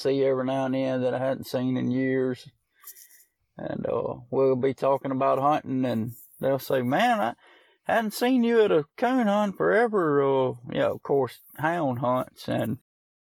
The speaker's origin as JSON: {"language": "English", "town": "Smithdale", "region": "Mississippi", "country": "United States", "tie": "born or raised there", "said": "from Smithdale, Mississippi. Just enjoy living a little tree dog life from time to time and working like everybody else. And I've lived in Amick County all my life, 43 years old now"}